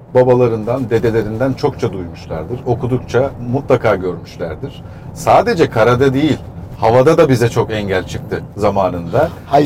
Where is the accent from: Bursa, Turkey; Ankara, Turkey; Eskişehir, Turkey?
Bursa, Turkey; moved away; Bursa'ya da yabancı değilim. Çocukluğum evet. burada geçmiş sayılır. Anne tarafından buralıyım.